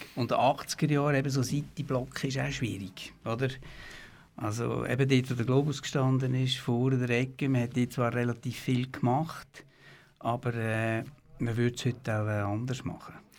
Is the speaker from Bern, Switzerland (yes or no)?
no; Buchs, Aargau, Switzerland; also born or lived in Aarau / St. Gallen; Ich habe Jahrgang 65, bin in Buchs aufgewachsen, nachher äh, in Buchs in die Schule, dann hier in Aarau in Kante.